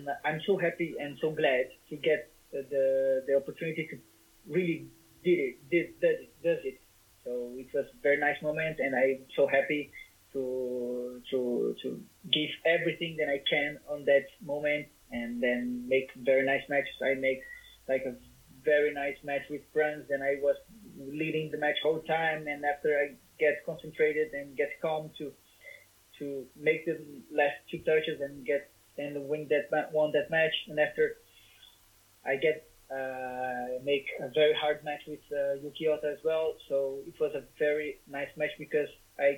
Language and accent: English; Brazil; English is a second language